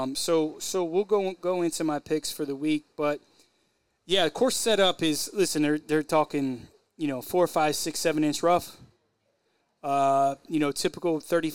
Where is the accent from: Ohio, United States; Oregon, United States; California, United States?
Ohio, United States; Columbus; growing up in Columbus, Ohio